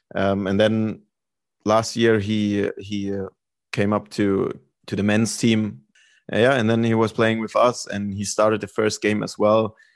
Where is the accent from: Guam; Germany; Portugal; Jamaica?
Germany; moved away as an adult; also born or lived in North Carolina, United States / Sweden; I lived in Germany. I'm from Germany